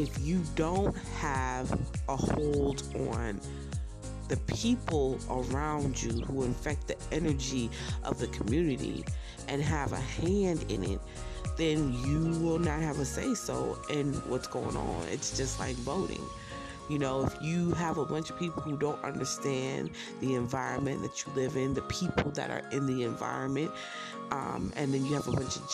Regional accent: Browns Mills, New Jersey, United States; I was born in North, but I was raised, once I got adopted, in Brownsville, New Jersey

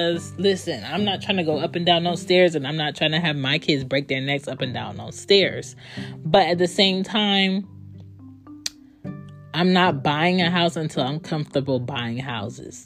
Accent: Philadelphia, Pennsylvania, United States; I grew up in Philly.

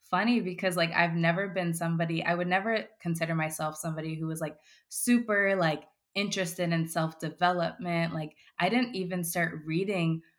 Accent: West Palm Beach, Florida, United States; Yeah, West Palm Beach, Florida.

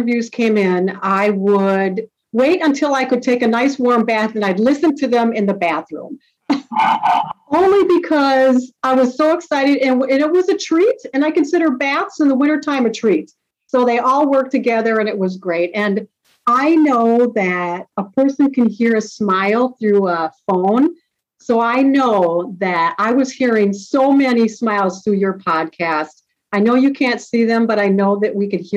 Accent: Sartell, Minnesota, United States; I grew up in Sartell, Minnesota

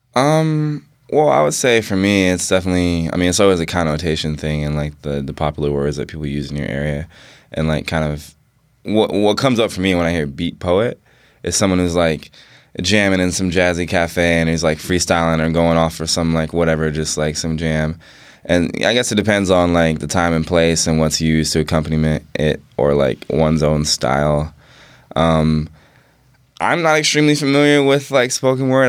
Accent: New York City, New York, United States; moved away; also born or lived in Bainbridge Island, Washington; growing up in New York City and and in like the nineties. I was born in ninety three, and like just living in Harlem

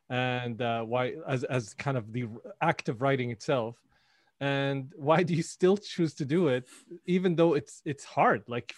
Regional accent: Syria; I grew up in Syria.

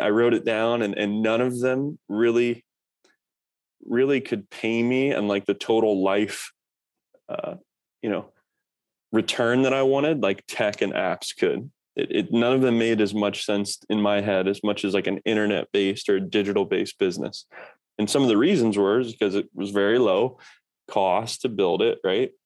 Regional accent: Kokomo, Indiana, United States; moved away as an adult; also born or lived in Norfolk, Virginia; I grew up in Kokomo, Indiana

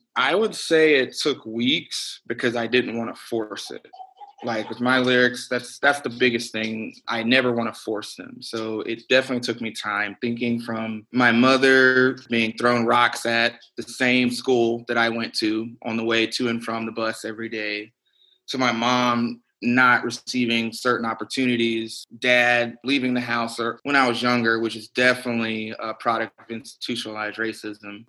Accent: Birmingham, Alabama, United States; moved away as an adult; now in Austin, United States; growing up in Birmingham, Alabama

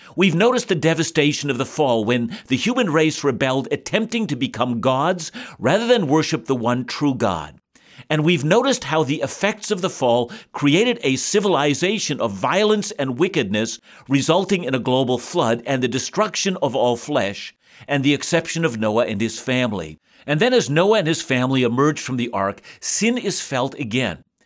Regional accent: Canada; our nation, Canada, a new nation

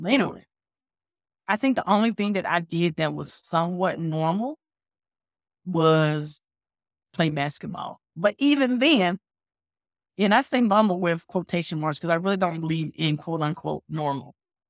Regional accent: Winston-Salem, North Carolina, United States; I grew up in North Carolina, Winston-Salem, North Carolina.

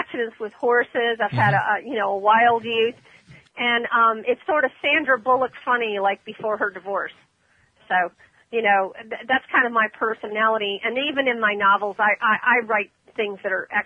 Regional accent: Ormond Beach, Florida, United States; That's my hometown, Ormond.

